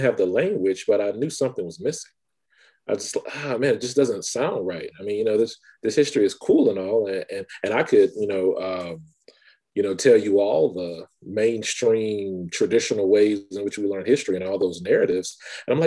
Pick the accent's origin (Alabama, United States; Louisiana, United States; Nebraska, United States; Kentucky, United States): Louisiana, United States; Baker; I'm from Baker, Louisiana, a small bedroom community north of Baton Rouge, Louisiana